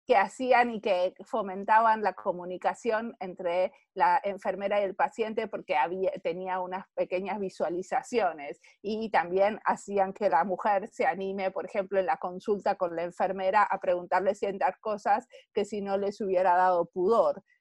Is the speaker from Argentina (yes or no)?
yes; Argentina; moved away as an adult; now in Finland; en Finlandia vivo acá hace 20 años, nací en Argentina. Y en Argentina hace mucho tiempo estudié diseño industrial